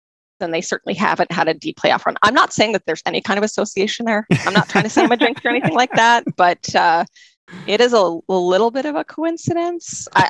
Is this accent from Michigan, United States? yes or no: yes; just north of Detroit, Southeast Michigan, United States; moved away as an adult; now in Edmonton, Canada; I was born and raised in Southeast Michigan, so just north of Detroit. So, you know, in the middle of hockey town.